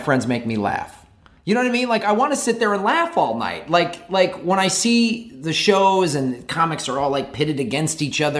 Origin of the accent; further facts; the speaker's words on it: Chicago, Illinois, United States; moved away as an adult; also born or lived in Tucson, Arizona; now in Los Angeles, United States; I'm from Chicago originally